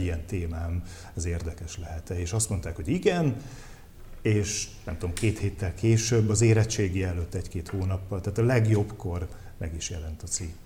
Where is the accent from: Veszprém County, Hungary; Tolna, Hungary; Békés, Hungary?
Veszprém County, Hungary; moved away; vidéken éltem, tehát én nem budapesti vagyok